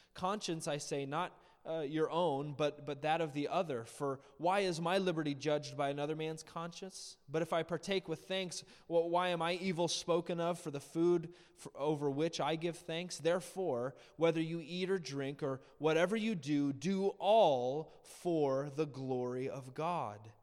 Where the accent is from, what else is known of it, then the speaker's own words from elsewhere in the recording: United States; we as Americans